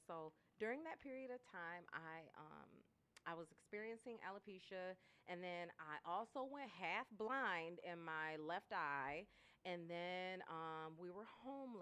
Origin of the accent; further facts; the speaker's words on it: Lansing, Michigan, United States; Lansing native. I'm from Lansing, born and raised